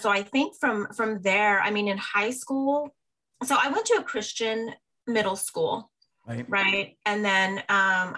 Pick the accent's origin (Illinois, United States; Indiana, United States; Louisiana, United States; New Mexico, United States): New Mexico, United States; Albuquerque; I grew up in Albuquerque, New Mexico as an only child.